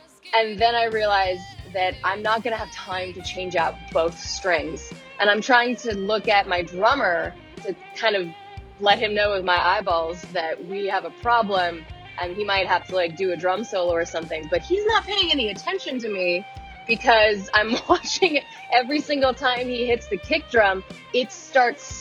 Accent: Pacific Grove, California, United States; my hometown called the Feast of Lanterns

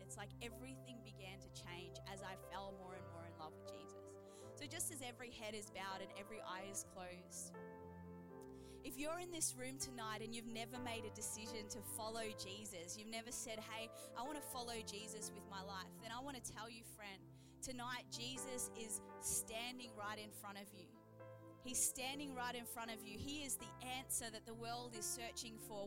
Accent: Geelong, Victoria, Australia; I grew up in Geelong, Victoria

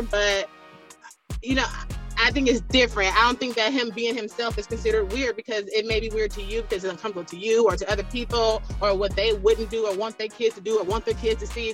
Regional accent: Bay Area, California, United States; I grew up in the Bay Area, below California

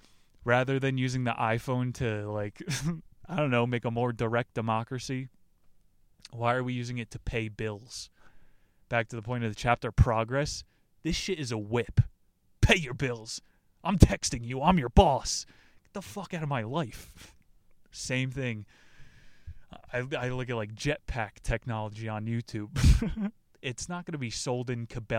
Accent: New Jersey, United States; moved away; I'm from New Jersey. The Sopranos is Bible back there

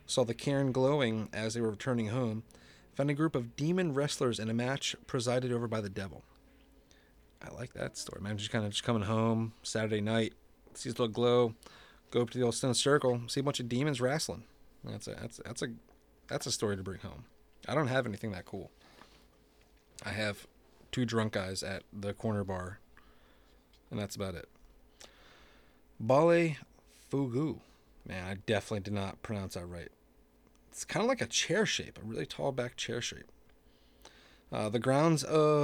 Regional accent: New Jersey, United States; where I grew up in Jersey

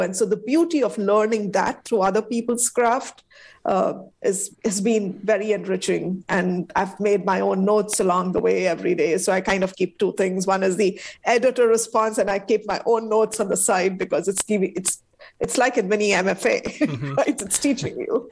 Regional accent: India; now in United States; my home country, India

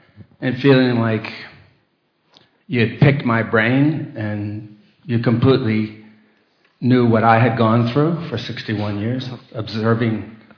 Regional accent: United States; moved away as an adult; now in Australia; As an American, having lived there for 61 years

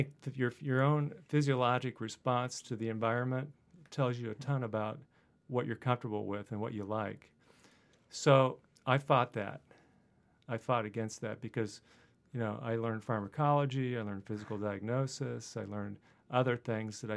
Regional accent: Middletown, Ohio, United States; moved away as an adult; also born or lived in Dayton, Ohio / Purdue (Indiana); I grew up in Southwest Ohio, and then went to high school in a town called Middletown

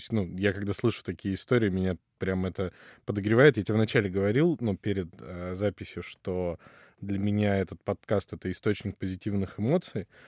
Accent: Far East, Russia; also born or lived in Ukraine; Ну смотри, родился я на юге Украины. Так. То есть часть моей идентичности привязана, ну, вот к этим местам довольно крепко. Потом рос на Дальнем Востоке в основном.

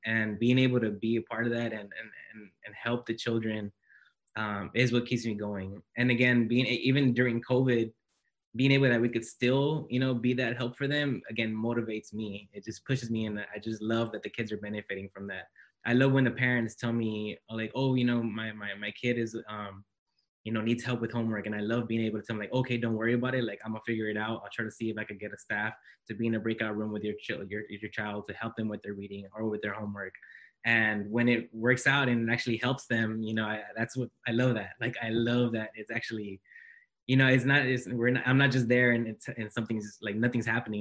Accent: Los Angeles, California, United States; moved away as an adult; now in Santa Barbara, United States; I come from South Central Los Angeles

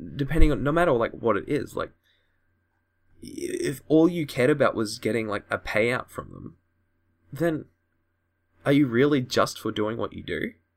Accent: Australia; I'm from Australia

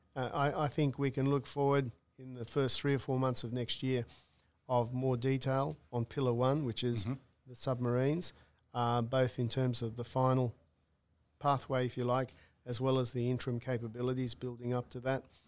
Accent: Newcastle, New South Wales, Australia; having grown up in Newcastle

